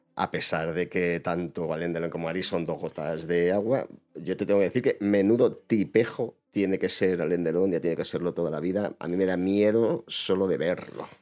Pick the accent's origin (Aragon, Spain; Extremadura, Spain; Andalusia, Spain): Extremadura, Spain; Badajoz; Yo soy pacense, yo soy de Badajoz